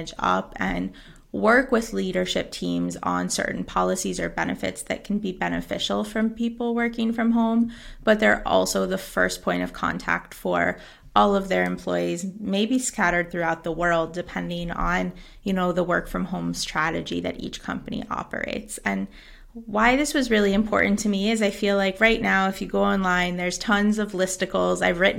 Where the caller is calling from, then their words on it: Jávea, Valencian Community, Spain; Hello, I am calling in from Javier, Spain, which is about an hour and a half south of Valencia.